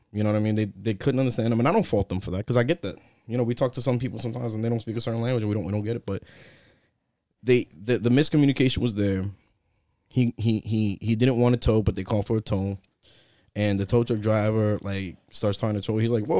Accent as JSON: {"language": "English", "town": "New York City", "region": "New York", "country": "United States", "tie": "born or raised there", "said": "So, I am from the South Bronx. Nice. My parents raised me there. I was born in Lincoln Hospital. I spent like the first, 17 years of my life there."}